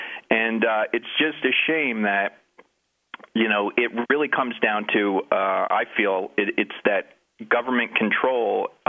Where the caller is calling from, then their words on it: Keene, New Hampshire, United States; also born or lived in New Jersey; I do live in Keene, New Hampshire, but I moved from New Jersey.